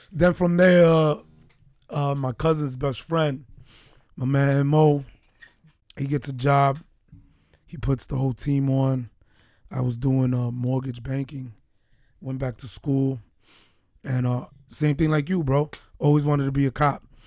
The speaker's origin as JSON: {"language": "English", "town": "New York City", "region": "New York", "country": "United States", "also_born_or_lived": "Baltimore", "moved": "yes", "said": "we're two guys from New York City"}